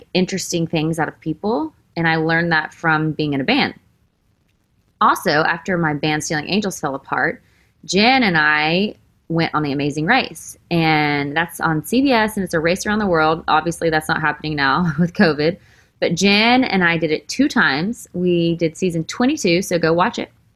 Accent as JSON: {"language": "English", "region": "Texas", "country": "United States", "moved": "yes", "lives_now": "Nashville, United States", "said": "I am from Texas. I grew up with a great family."}